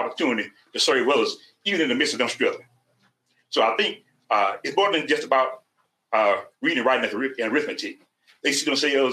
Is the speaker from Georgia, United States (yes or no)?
yes; South Georgia, United States; I'm from South Georgia